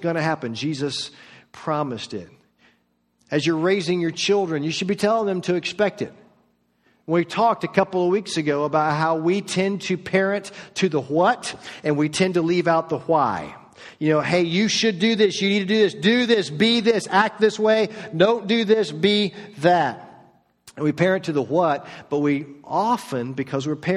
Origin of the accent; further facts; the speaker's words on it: Orlando, Florida, United States; moved away as an adult; also born or lived in Marietta, Georgia / Flowery Branch, Georgia; now in Georgia, United States; I was raised in Orlando in the suburbs